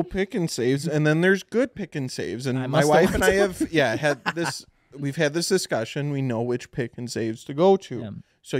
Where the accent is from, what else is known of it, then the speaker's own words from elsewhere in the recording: Beaverdam, United States; I loved it because I came from Beaverdam, and we have nothing. We don't have anything except Walmart, AutoZone, McDonald's.